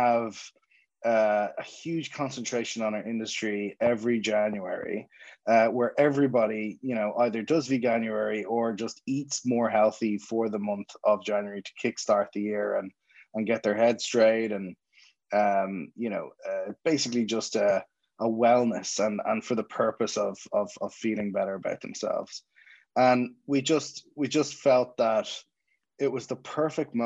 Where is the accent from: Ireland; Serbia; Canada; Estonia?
Ireland; Dublin, Leinster; accent: Dublin; moved away as an adult; now in Jersey City, United States; My accent is not from Jersey City, it's from Dublin and Ireland